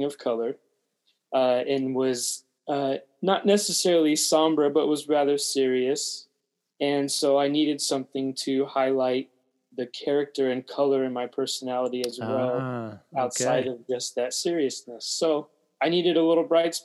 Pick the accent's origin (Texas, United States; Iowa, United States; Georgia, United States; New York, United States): Texas, United States; Austin; now in Washington, United States; I'm initially from Austin, Texas